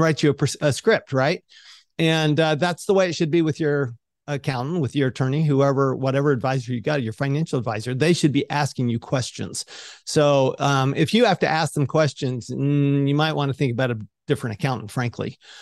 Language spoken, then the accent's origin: English; Salt Lake City, Utah, United States; I grew up in Salt Lake City, Utah.